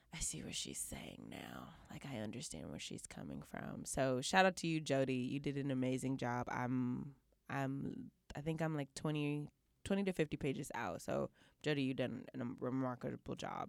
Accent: Houston, Texas, United States; my hometown Houston

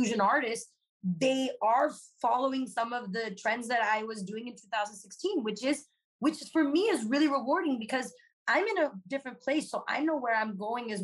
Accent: Los Angeles, California, United States; also born or lived in Claremont, California; I grew up in Los Angeles

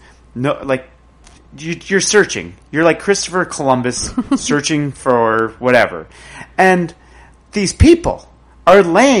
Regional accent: Tweed, Ontario, Canada; I'm from Tweed.

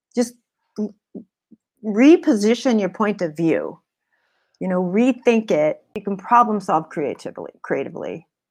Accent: California, United States; I wasn't fr, from New York, and I came from California

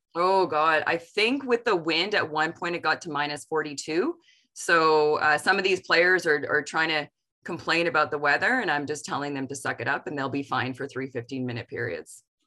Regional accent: Ontario, Canada; I am from Ontario

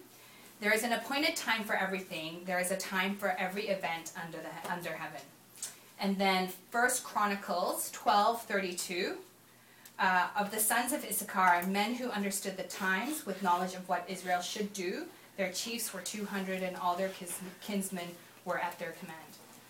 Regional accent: Hong Kong; also born or lived in Korea; And if I think about some of the crazy, like a Korean growing up in Hong Kong, actually, my dad had the choice of going to, the reason why we grew up in Hong Kong is because my dad's company sent him to Hong Kong.

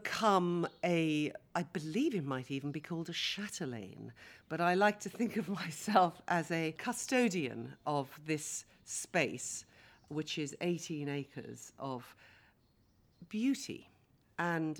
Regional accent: West Sussex, South East England, United Kingdom; also born or lived in Jamaica / Kenya / London; now in Windrush Valley, United Kingdom; I grew up in West Sussex

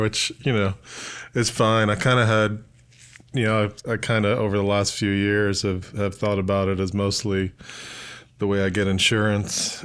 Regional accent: New York City, New York, United States; moved away as an adult; also born or lived in New Paltz, New York / Austin, Texas; now in Oxford, Mississippi, United States; I grew up in Southern Brooklyn and, uh, in kinda over by Coney Island, Gravesend, Bensonhurst

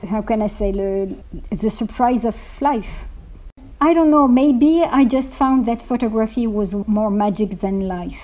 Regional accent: Morocco; moved away; I was born in Morocco

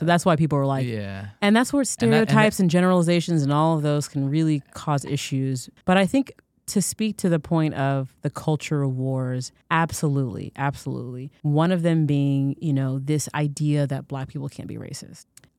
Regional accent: Florida, United States; as a dark-skinned African-American child growing up in Florida in the 90s

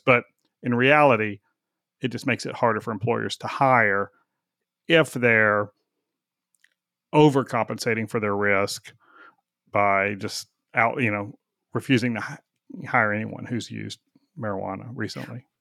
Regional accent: Texas, United States; I'm a Texan

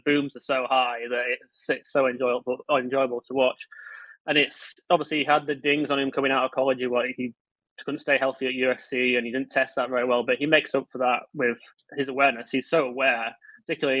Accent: Leeds, Yorkshire and the Humber, United Kingdom; I'm from Leeds

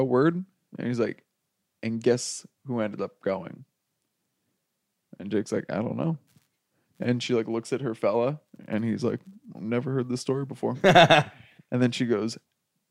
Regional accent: New Jersey, United States; I'm from New Jersey

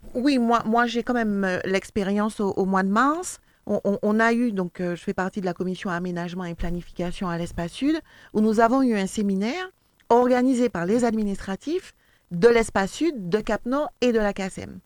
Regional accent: Martinique; nous-mêmes martiniquais

